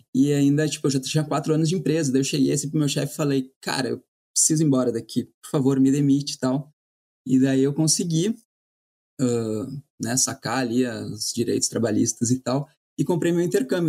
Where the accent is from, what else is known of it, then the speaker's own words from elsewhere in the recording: Porto Alegre, Rio Grande do Sul, Brazil; moved away as an adult; also born or lived in Ireland / New York; eu sou de Porto Alegre